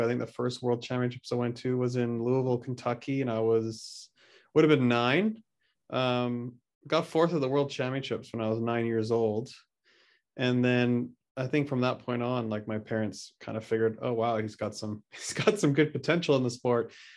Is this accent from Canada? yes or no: yes; just outside Vancouver, BC, British Columbia, Canada; where I grew up just outside Vancouver, B C, Canada.